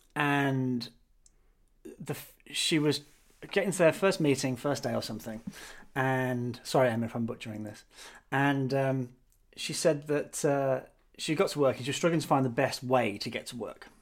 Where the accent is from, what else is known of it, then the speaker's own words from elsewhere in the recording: United Kingdom; also born or lived in Australia; I, as a Brit, uh, worked in Australia